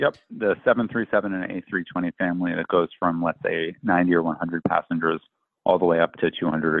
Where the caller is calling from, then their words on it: New York City, New York, United States; I'm joining from New York, New York City.